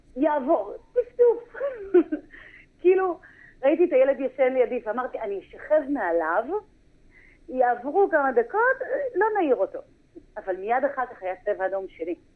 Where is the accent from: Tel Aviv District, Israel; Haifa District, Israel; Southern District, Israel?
Haifa District, Israel; Haifa; moved away as an adult; now in Nirim, Israel; במקור אני מחיפה